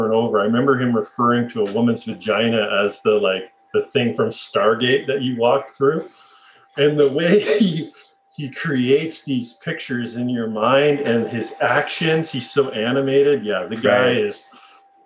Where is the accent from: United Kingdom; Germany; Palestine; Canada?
Canada; also born or lived in British Columbia; I'm a Canadian who doesn't play hockey that just wants to surf and live the SoCal lifestyle